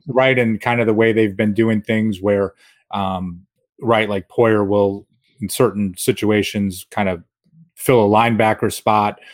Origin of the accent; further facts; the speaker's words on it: Rochester, New York, United States; I'm from Rochester and a Bills fan